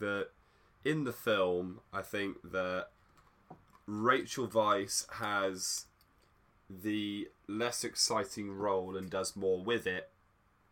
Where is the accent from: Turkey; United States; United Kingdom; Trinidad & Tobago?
United Kingdom; we're British